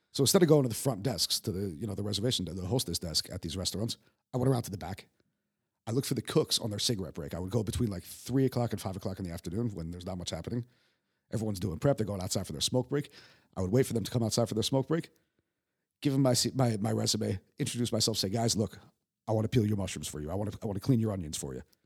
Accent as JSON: {"language": "English", "town": "Yonkers", "region": "New York", "country": "United States", "tie": "born or raised there", "also_born_or_lived": "Manhattan", "moved": "as an adult", "lives_now": "Prague, Czech Republic", "said": "I was born in New York."}